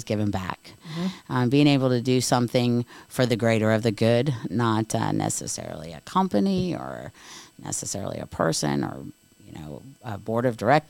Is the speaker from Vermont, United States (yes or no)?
no; Daytona Beach, Florida, United States; I'm a Daytona Beach native. I was born and raised in Daytona Beach